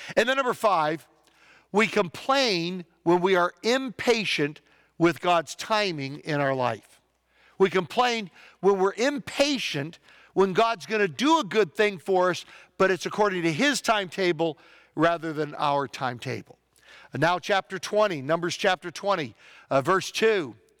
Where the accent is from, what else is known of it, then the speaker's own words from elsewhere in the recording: United States; As American Christians